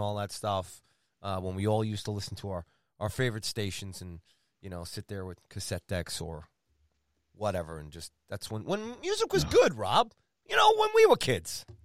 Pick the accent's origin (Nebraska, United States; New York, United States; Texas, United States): New York, United States; Long Island; I grew up on Long Island